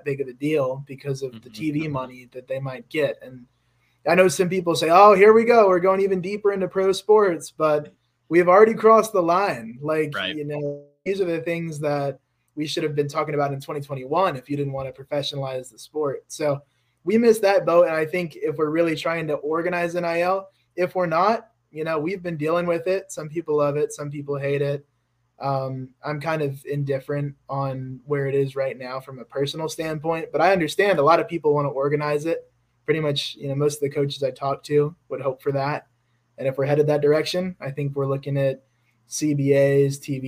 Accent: Atlanta, Georgia, United States; I'm from Atlanta

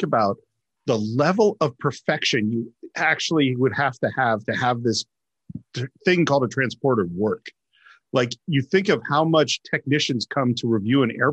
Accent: Bay Area, California, United States; being a native Californian, growing up in the Bay Area

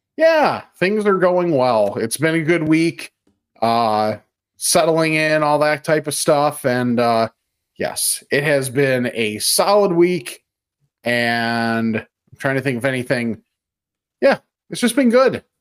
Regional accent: West Chicago, Illinois, United States; in my hometown, is Pal Joey's in West Chicago.

